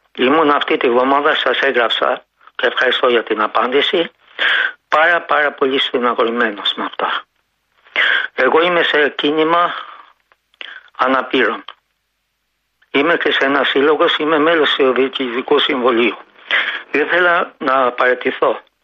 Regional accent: Albania; now in Greece; Από μικρό παιδί μέχρι που έφυγα από την Αλβανία

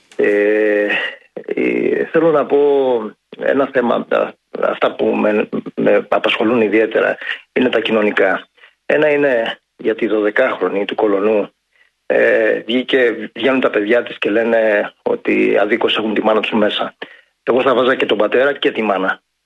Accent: Ioannina, Epirus, Greece; Ταγιάννα, η πατρίδα μου, ιδιαίτερη πατρίδα μου

